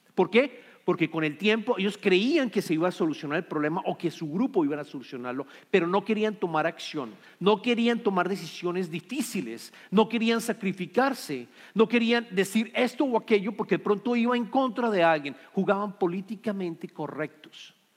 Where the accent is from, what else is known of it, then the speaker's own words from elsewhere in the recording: Colombia; somos colombianos